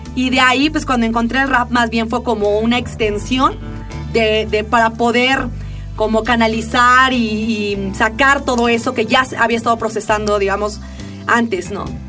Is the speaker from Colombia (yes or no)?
no; Oaxaca, Mexico; Oaxaca, cuando yo tenía como unos 10 años